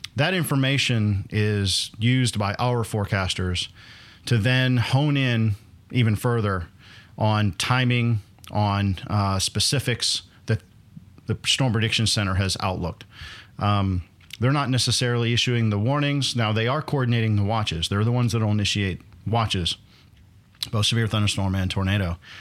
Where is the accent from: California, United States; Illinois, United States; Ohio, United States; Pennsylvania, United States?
Pennsylvania, United States; Northwest; moved away; I grew up in Pennsylvania